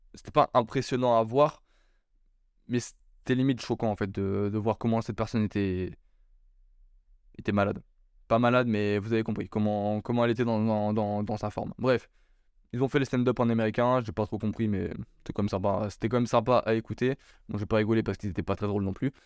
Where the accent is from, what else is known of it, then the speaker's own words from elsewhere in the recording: France; also born or lived in Bordeaux; Je suis français